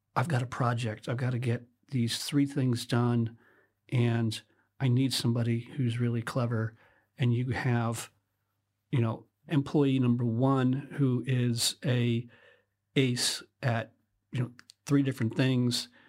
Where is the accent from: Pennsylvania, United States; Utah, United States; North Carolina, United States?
Pennsylvania, United States; Western; moved away as an adult; now in United Kingdom; I was born in Western Pennsylvania a long time ago.